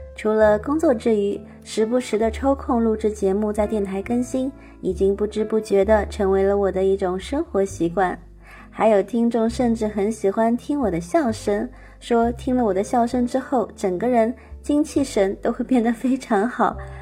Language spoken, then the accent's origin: Chinese; Shanghai, China; moved away as an adult; now in Germany; 我依然生活在我的故乡上海，还是现在旅居在德国